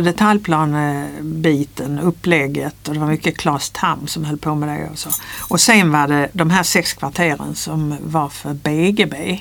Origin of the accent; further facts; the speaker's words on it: near Ringsjön, Skåne, Sweden; moved away as an adult; also born or lived in Lund; now in Stockholm, Sweden; Jag är uppväxt på landet i Skåne, på en gård